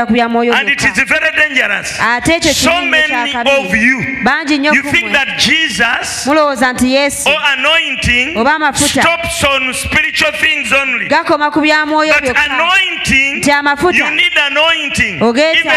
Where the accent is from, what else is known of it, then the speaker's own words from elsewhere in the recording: Kampala, Central Region, Uganda; I grew up in Kampala. I know I can do everything.